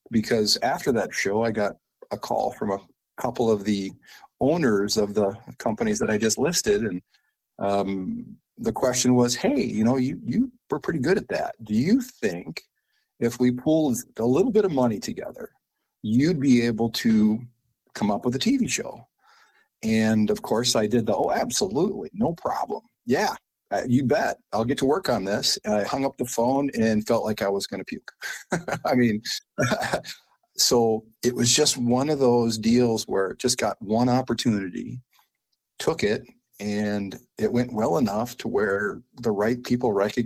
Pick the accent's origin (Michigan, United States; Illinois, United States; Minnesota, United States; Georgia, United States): Minnesota, United States; Austin; I grew up in Austin, Minnesota, in southern Minnesota